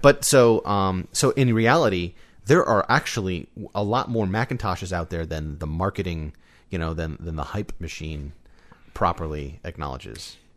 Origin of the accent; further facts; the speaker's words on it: United States; as an American